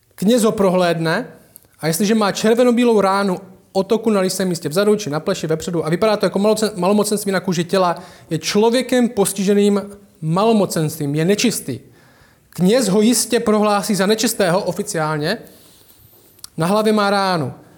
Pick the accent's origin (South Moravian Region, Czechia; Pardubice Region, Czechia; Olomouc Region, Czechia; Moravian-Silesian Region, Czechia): Olomouc Region, Czechia; Šumperk; Já jsem vyrostl v Temenici, v paneláku.